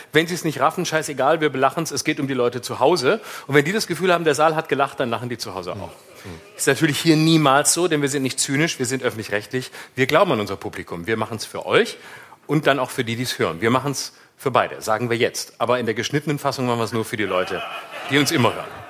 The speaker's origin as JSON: {"language": "German", "town": "Lörrach", "region": "Baden-Württemberg", "country": "Germany", "tie": "born or raised there", "accent": "Alemannic", "moved": "yes", "lives_now": "Berlin, Germany", "said": "Ich komme aus Lörrach"}